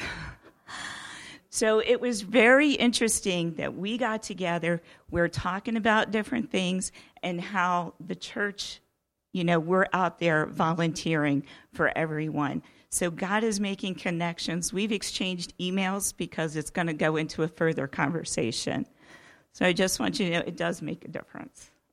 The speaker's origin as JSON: {"language": "English", "town": "Oak Grove", "country": "United States", "said": "I'm from Oak Grove as well"}